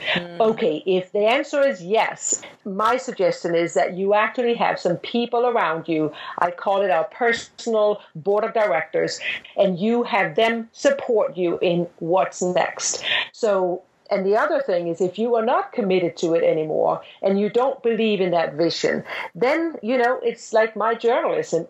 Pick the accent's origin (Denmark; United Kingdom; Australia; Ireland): Denmark; moved away as an adult; I'm from Denmark and I grew up in Denmark